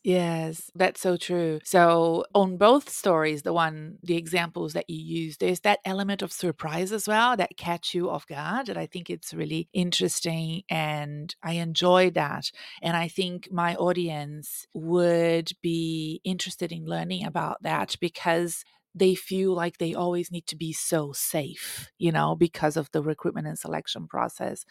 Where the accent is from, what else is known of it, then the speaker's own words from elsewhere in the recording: Brazil; English is a second language; now in United States; I was raised in Brazil, and I lived between the Amazon forest and my grandparents' farm.